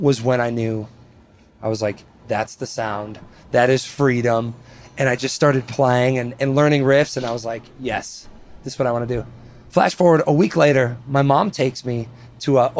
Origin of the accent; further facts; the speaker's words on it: Spring Prairie, Wisconsin, United States; also born or lived in East Troy, Wisconsin; growing up in Wisconsin